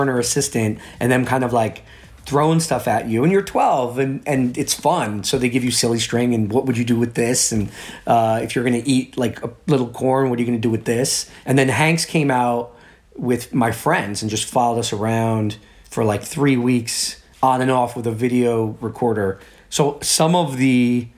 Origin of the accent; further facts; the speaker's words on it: New York City, New York, United States; a little kid from the Bronx